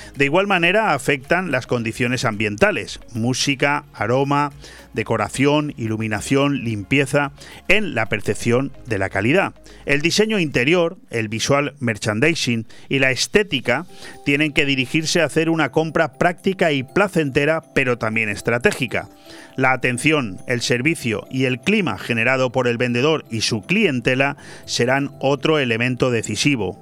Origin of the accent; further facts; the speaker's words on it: Benidorm, Valencian Community, Spain; todos los que hemos nacido y somos de Benidorm